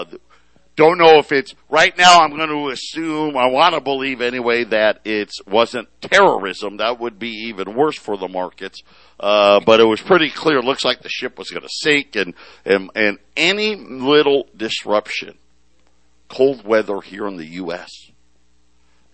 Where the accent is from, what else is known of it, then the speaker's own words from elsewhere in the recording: Syracuse, New York, United States; now in Phoenix, United States; I grew up in Syracuse